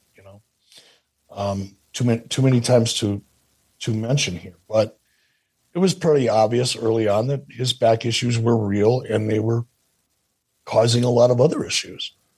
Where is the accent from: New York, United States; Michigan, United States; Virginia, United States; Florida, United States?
Michigan, United States; Detroit; when I was a kid growing up in Detroit